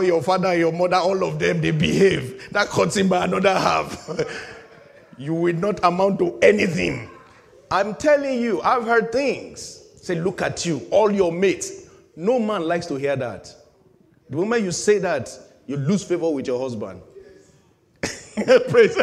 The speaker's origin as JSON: {"language": "English", "country": "Nigeria", "moved": "yes", "said": "In my home country"}